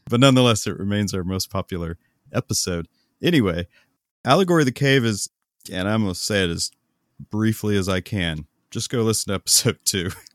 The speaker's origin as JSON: {"language": "English", "country": "United States", "said": "we Americans"}